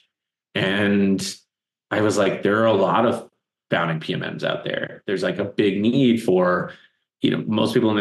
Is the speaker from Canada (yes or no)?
yes; East Coast, Canada; moved away; also born or lived in Toronto; I'm originally from the East Coast